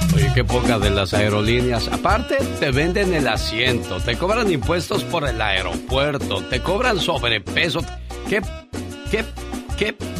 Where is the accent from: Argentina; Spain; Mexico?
Mexico; Guerrero; now in United States; para nosotros en Guerrero